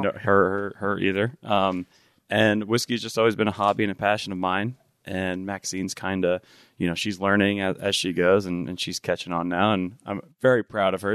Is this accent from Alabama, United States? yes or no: no; New Jersey, United States; moved away as an adult; now in Tacoma, United States; I'm originally from New Jersey.